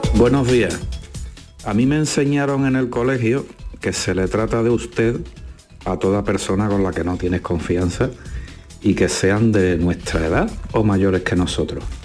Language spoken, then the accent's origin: Spanish; Andalusia, Spain